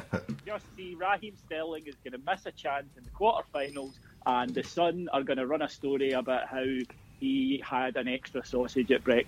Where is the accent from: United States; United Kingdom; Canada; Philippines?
United Kingdom; Scotland; as a Scotsman